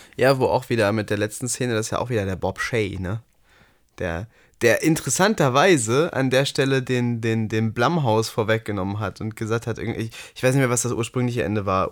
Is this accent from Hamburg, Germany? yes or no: no; Ruhr area, North Rhine-Westphalia, Germany; bei uns im Ruhrgebiet